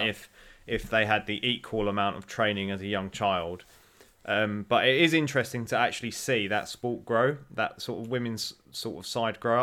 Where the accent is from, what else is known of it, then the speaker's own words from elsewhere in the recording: United Kingdom; I felt like being British was, was a sort of very sort of proud moment during them Olympics